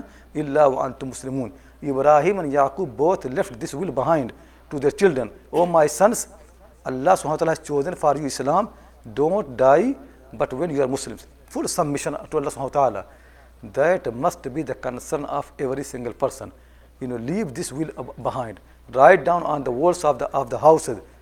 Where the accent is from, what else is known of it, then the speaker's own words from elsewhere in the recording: India; I'm coming from India